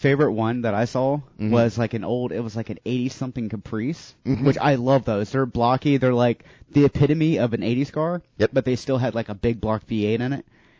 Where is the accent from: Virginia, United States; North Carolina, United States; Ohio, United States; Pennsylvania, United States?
North Carolina, United States; now in Florida, United States; So I grew up in North Carolina